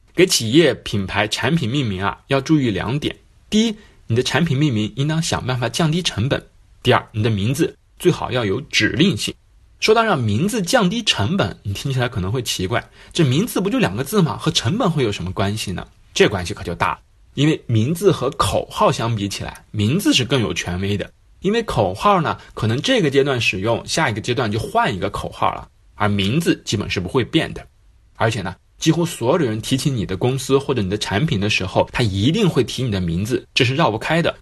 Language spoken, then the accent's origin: Chinese; China; 比如对我们中国人而言